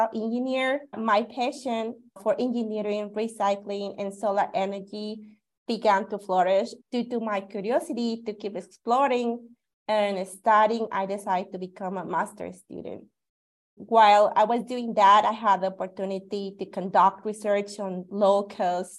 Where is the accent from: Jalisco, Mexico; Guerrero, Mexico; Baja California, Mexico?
Guerrero, Mexico; Cutzamala; moved away as an adult; also born or lived in Mexico City / Cuernavaca, Morelos; now in Tucson, United States; I was born in Mexico City, and I spent significant part of my childhood in Cutzamala, Guerrero